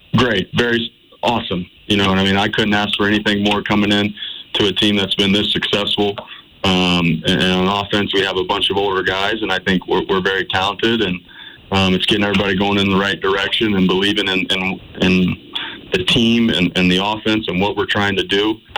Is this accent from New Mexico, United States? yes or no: no; Ohio, United States; now in Montana, United States; I grew up in Ohio, about 45 minutes from where LeBron played high school basketball